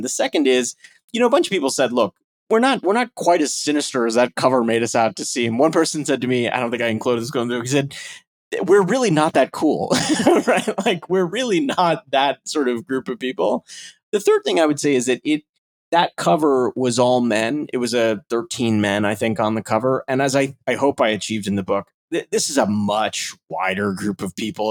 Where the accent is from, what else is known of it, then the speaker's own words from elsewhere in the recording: Chicago, Illinois, United States; I, I am a Chicagoan and a Midwest native myself